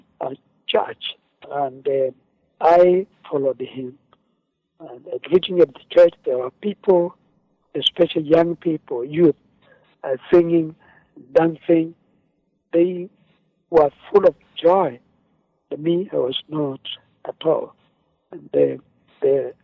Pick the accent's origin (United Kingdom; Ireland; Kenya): Kenya; Machakos County; I come from Africa, Kenya, but of course in Machakos County